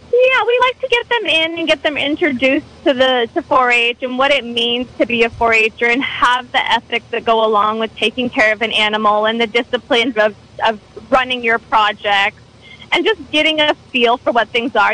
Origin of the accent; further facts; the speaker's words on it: Alaska, United States; now in Calpella, United States; I did not grow up in the state. I grew up in Alaska